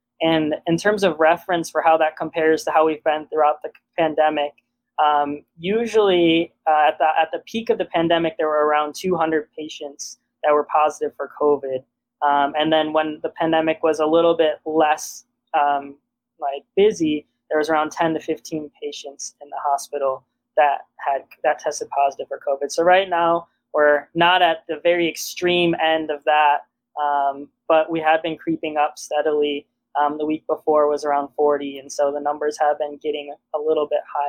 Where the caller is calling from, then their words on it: Ann Arbor, Michigan, United States; Yeah, so we're both calling from Ann Arbor, Michigan.